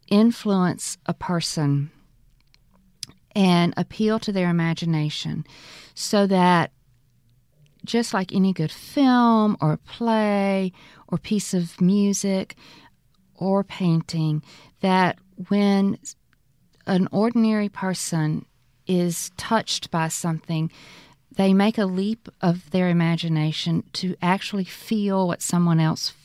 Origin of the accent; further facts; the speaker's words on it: Mississippi Delta, United States; what my experience growing up in the Delta was like